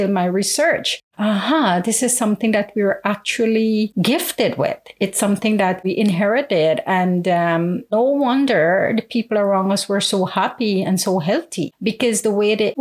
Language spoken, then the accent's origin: English; Guyana; moved away; even though I'm abroad, I never separate myself from my home country